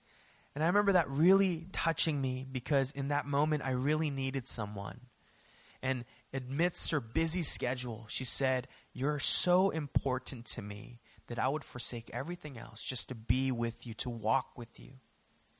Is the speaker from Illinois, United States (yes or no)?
no; Daly City, California, United States; growing up in Daly City